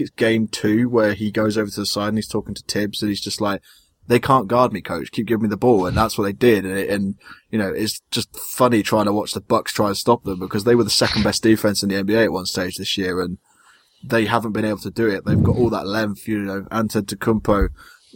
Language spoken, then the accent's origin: English; United Kingdom; being British